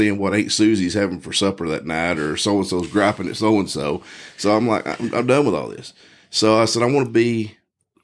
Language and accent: English; Texas, United States; I grew up in Texas, born and raised